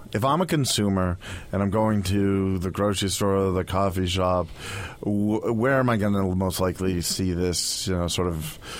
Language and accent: English; Boston, Massachusetts, United States; As a Bostonian